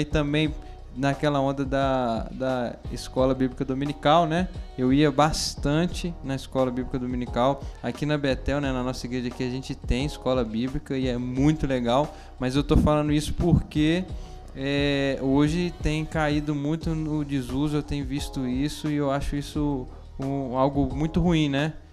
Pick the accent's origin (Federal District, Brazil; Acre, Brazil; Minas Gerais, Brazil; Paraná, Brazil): Minas Gerais, Brazil; Belo Horizonte; Eu sou de Belo Horizonte